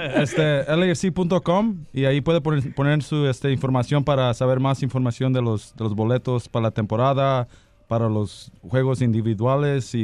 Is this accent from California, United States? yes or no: yes; California, United States; soy nacido de aquí, pero mi mamá de Michoacán y mi papá de El Salvador